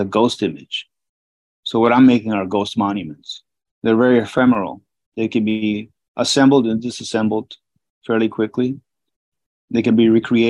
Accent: Peru; moved away; also born or lived in Miami; Growing up in Peru in the 70s

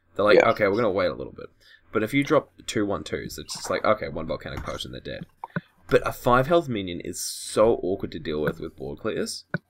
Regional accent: Australia; I'm from Australia

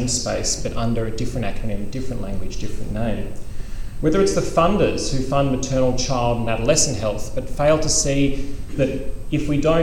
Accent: Australia; as an Australian

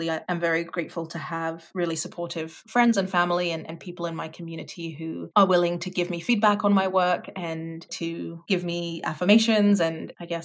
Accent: London, United Kingdom; moved away as an adult; also born or lived in France / Netherlands; now in Canada; I grew up in Southeast London and lived there until I was 10, and then we moved to France for a year and then came back to London. And so I spent my teenage years in London

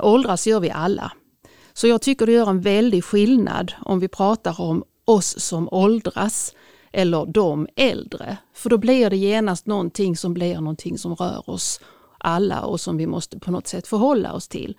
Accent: Sweden; jag är etnisk svensk och inte invandrare

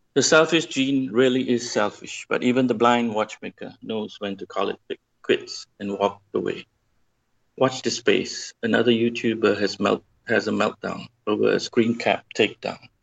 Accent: Malaysia; I'm from Malaysia

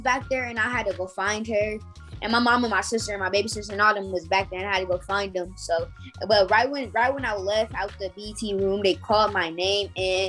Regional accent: Fort Wayne, Indiana, United States; From Indiana, Fort Wayne

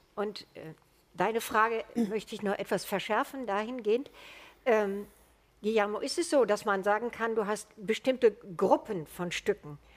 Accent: Germany; als Deutsche

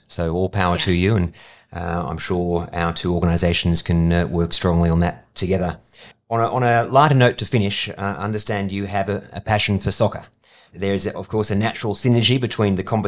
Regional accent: Australia; As a kid growing up in Australia

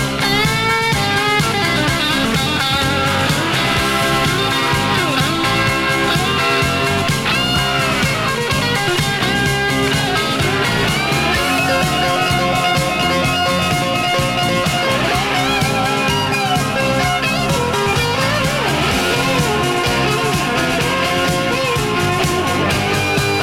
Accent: Southern Oregon, United States; moved away; Growing up in Southern Oregon

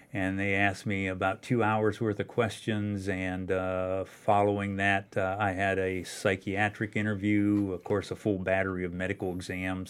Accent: Loudonville, Ohio, United States; my hometown where I grew up, uh, Loudonville, Ohio

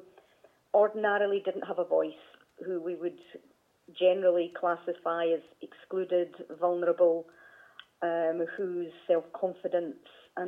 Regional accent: Kelty, Scotland, United Kingdom; also born or lived in Dunfermline; I grew up in Fife, born in Dunfermline and grew up in a small mining community called Kelty

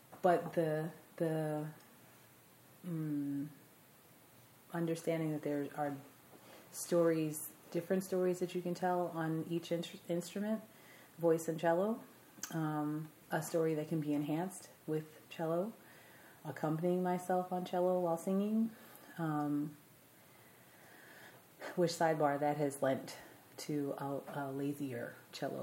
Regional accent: Amityville, New York, United States; I am from New York. I grew up in Amityville, New York, which is on Long Island.

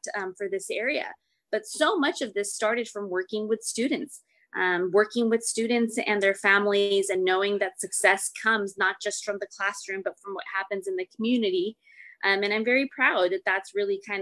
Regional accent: Santa Barbara, California, United States; English is a second language; also born or lived in Berkeley, California; I was born and raised in Santa Barbara, and my parents are immigrants from Mexico

